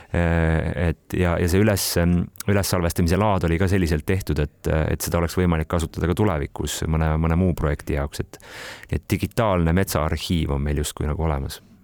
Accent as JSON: {"language": "Estonian", "town": "Kohila", "region": "Rapla County", "country": "Estonia", "tie": "born or raised there", "said": "ma olen Kohilast kolme kilomeetri kaugusel sündinud ja kasvanud Rabivere metsade vahel"}